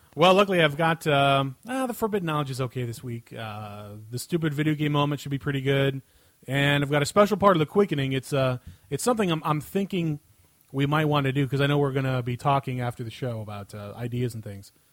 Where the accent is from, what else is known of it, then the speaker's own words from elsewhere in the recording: United States; I'm an American